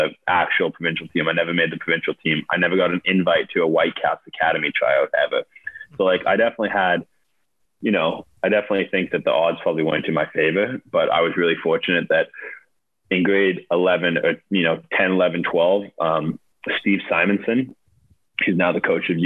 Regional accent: Nanaimo, British Columbia, Canada; I came from a city called, I was born in Nanaimo, it was called, which is this 100,000 type city

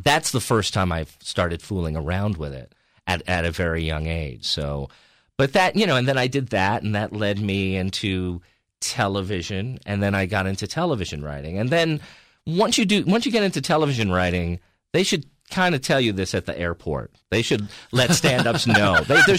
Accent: New York, United States; because I grew up in outside of New York City

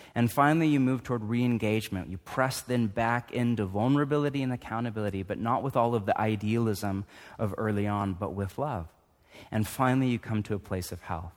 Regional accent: United States; I'm too American

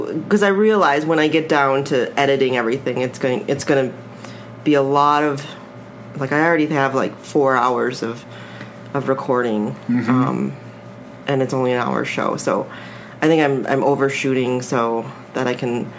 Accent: Twin Cities, Minnesota, United States; also born or lived in Seoul, South Korea / Chicago, Illinois / Indiana; I grew up in Minnesota, in the Twin Cities.

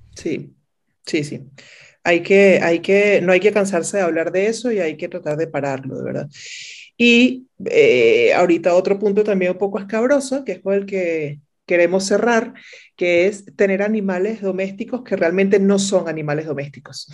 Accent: Venezuela; moved away as an adult; mi país natal, de, Venezuela, en Caracas

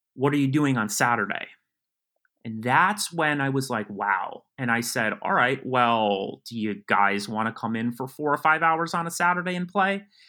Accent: West Harrison, New York, United States; I grew up in Westchester County, New York. Um, I grew up in a, a town called West Harrison.

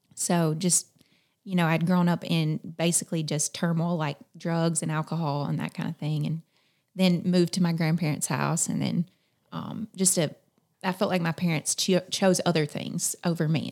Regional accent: South Carolina, United States; moved away as an adult; now in Eastern Kentucky, United States; I'm from South Carolina. Mm-hmm. So I grew up in the foothills of the Appalachian Mountains

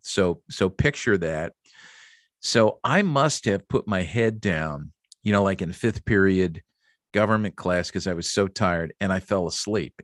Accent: Jenkintown, Pennsylvania, United States; also born or lived in Upper Dublin, Pennsylvania; growing up in Philadelphia, just a rabid fan, especially the Phillies.

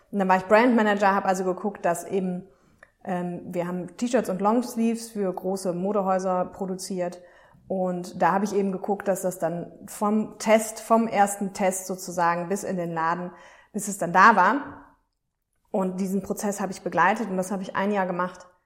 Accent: Aachen, North Rhine-Westphalia, Germany; Damals habe ich in Düsseldorf gearbeitet, also ich komme aus Aachen übrigens.

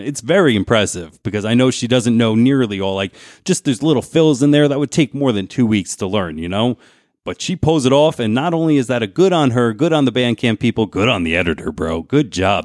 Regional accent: New Jersey, United States; moved away; I came from New Jersey.

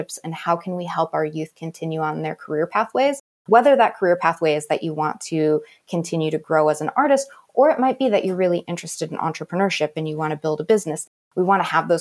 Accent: Navajo and Hopi reservation, Arizona, United States; I grew up on the Navajo and Hopi reservation

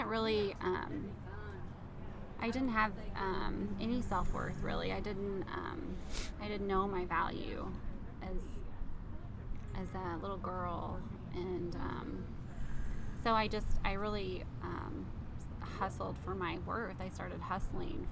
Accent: New Albany, Indiana, United States; I grew up here in Indiana, small little town, New Albany

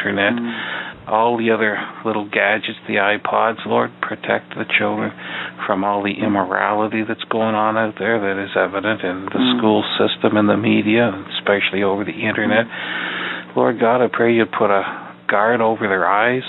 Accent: Canada; also born or lived in Ottawa; I'm a Canadian, and I used to work in Parliament Hill in Ottawa for 28 years

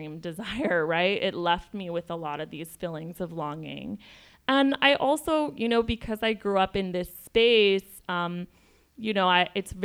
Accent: El Paso, Texas, United States; also born or lived in Ciudad Juárez, Chihuahua, Mexico; I'm from El Paso Juarez

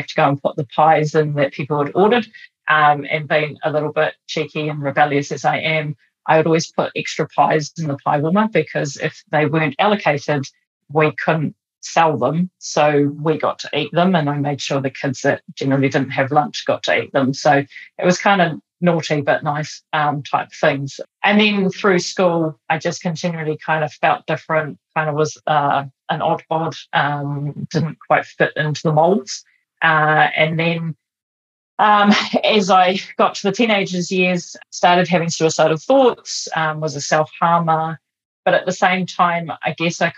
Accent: Auckland, New Zealand; I grew up in lovely Avondale in Auckland.

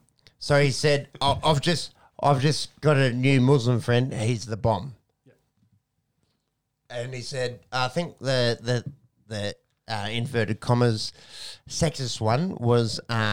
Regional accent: Australia; As an Australian on the outside looking

